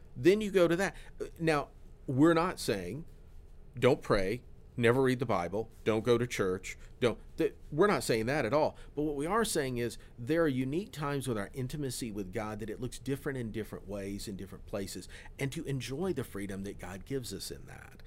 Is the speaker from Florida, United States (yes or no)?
yes; Florida, United States; I grew up in Florida